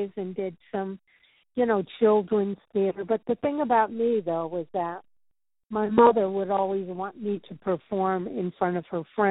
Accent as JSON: {"language": "English", "town": "St. Louis", "region": "Missouri", "country": "United States", "moved": "as an adult", "lives_now": "New York, United States", "said": "I'm from St. Louis."}